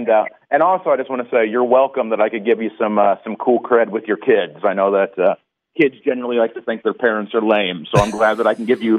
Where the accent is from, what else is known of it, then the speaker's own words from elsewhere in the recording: Indiana, United States; now in California, United States; I'm not from Fort Wayne, but I'm an Indiana boy.